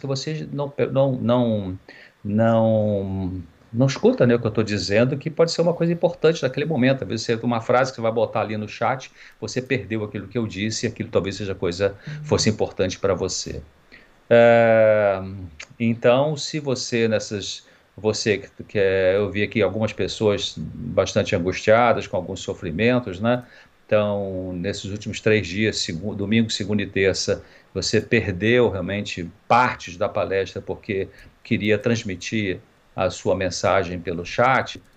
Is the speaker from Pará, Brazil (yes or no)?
no; Nova Friburgo, Rio de Janeiro, Brazil; moved away as an adult; now in São José dos Campos, Brazil; Eu nasci em Nova Friburgo, no Rio de Janeiro